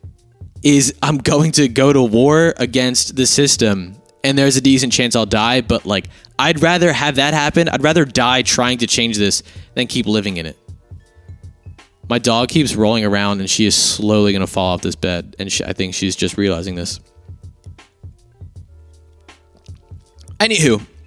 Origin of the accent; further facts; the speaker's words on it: United States; I'm an American